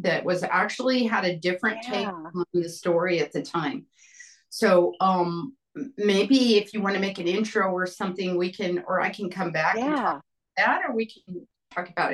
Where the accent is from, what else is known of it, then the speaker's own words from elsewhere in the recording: New Mexico, United States; also born or lived in Roswell, New Mexico / Santa Fe, New Mexico; Growing up in New Mexico and Roswell, Santa Fe